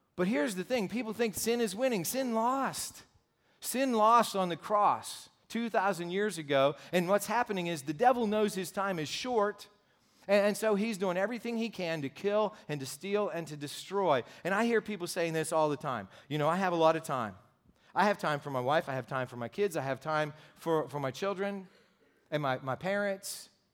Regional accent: Pittsburgh, Pennsylvania, United States; also born or lived in Cincinnati, Ohio; now in Saxonburg, United States; I'm from Gypsy, so yeah, I'm from Pittsburgh

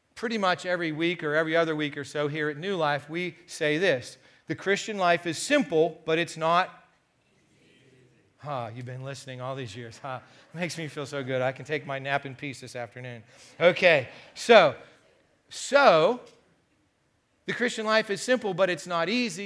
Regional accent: United States; being an American

